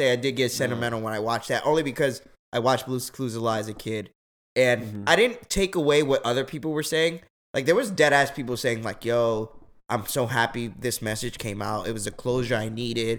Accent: United States; I was born in America, and I've never lived in any other country in my life

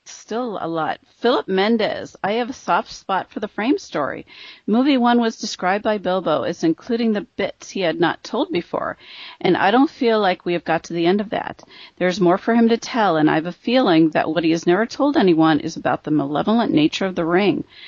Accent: Midwest, United States; accent: Midwestern; my Midwestern accent

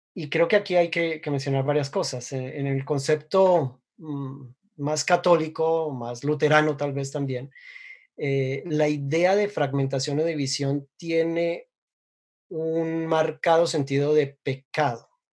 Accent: Colombia; soy colombiano

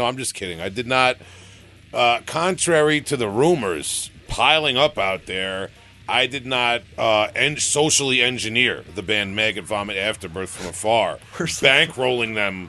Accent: New York, United States; I'm from New York, obviously.

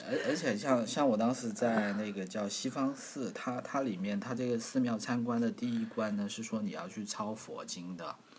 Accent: China; 作为一个中国人

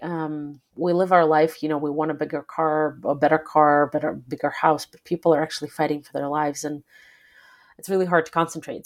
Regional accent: Belarus; moved away; I am originally from Belarus, and I grew up in a country where, uh, president was elected initially in nineteen ninety-four

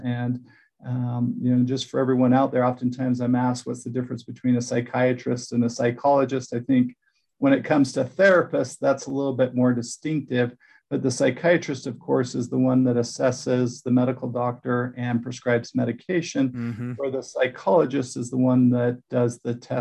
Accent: Utah, United States; moved away as an adult; also born or lived in Texas / New Jersey; I'm from Utah, did a lot of my professional career outside of Utah in Texas, Southern United States

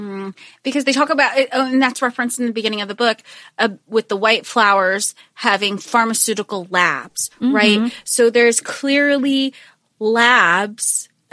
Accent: United States; obviously growing up in the States

